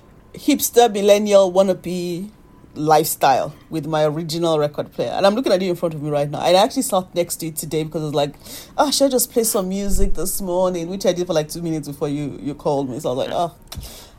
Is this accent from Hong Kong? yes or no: no; Nigeria; moved away as an adult; now in United Kingdom; as a Nigerian